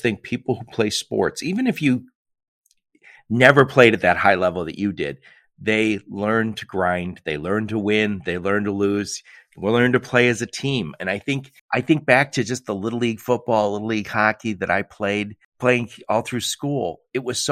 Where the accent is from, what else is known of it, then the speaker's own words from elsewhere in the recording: Midwest, United States; being from the Midwest. We just sound smarter